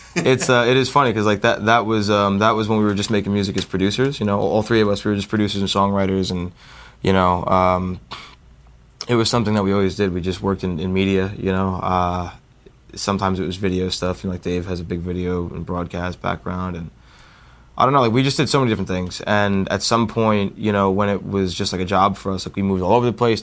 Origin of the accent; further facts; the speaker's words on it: New Jersey, United States; we're all from New Jersey